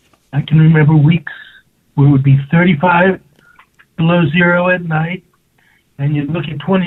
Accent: Plattsburgh, New York, United States; also born or lived in Manhattan, New York; now in New York City, United States; I grew up in Plattsburgh, but I now live in Manhattan.

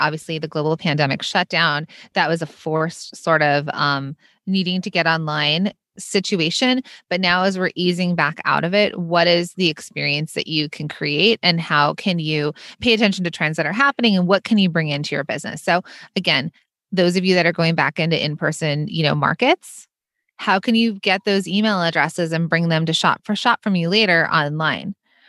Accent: Los Angeles, California, United States; now in New York, United States; So I grew up in Los Angeles. I live in New York.

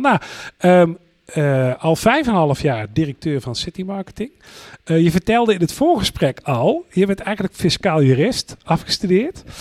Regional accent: North Brabant, Netherlands; als geboren Brabander

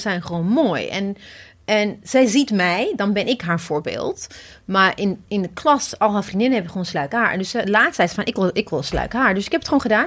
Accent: Ethiopia; now in Netherlands; ik kom oorspronkelijk uit Ethiopië.

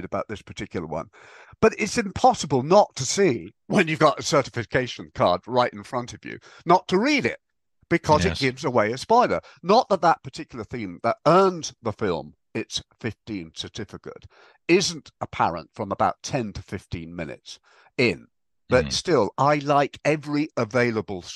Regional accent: England, United Kingdom; we're English

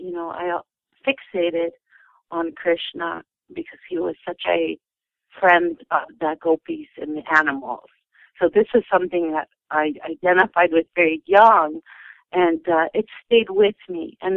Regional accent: Winnipeg, Manitoba, Canada; also born or lived in Kentucky; We were raised in North America for sure. And of course, we had been to zoos and everything. My father moved us to northern Manitoba when we were little kids. And then we moved to Kentucky and then back to Winnipeg in our teenage years.

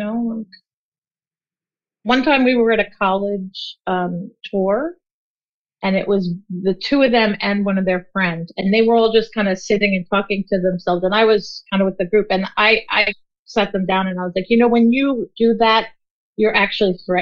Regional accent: Long Island, New York, United States; I grew up on Long Island in the 80s

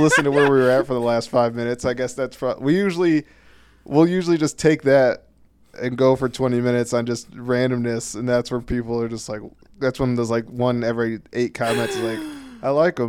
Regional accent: Flint, Michigan, United States; I'm from Flint Kogels.

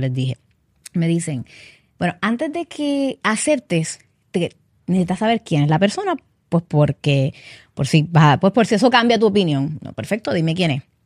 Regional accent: Carolina, Puerto Rico; soy nacida aquí, criada en Puerto Rico. Eh, Carolina, en Carolina fue que, bueno, en Carolina vivía

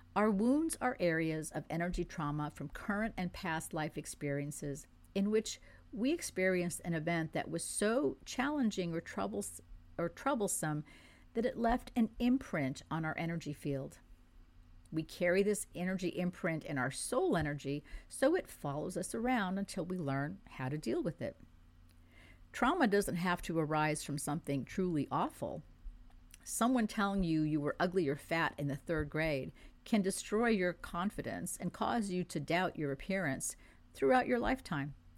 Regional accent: France; first language French; English is a second language; moved away; I was born in France. I grew up in France

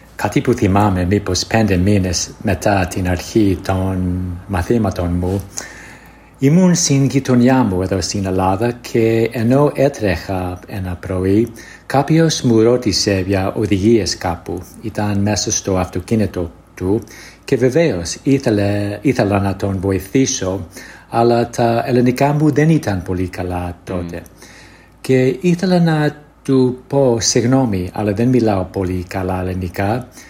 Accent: United States; Greek is a second language; είμαι από την Αμερική

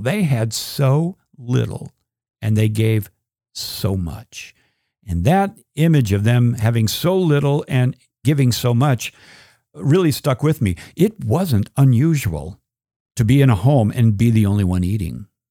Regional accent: United States; as an American

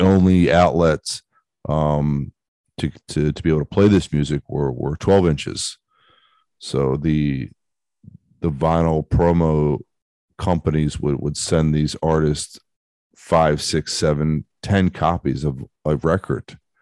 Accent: Baltimore, Maryland, United States; I grew up in Baltimore, Baltimore, Maryland, in, in the United States

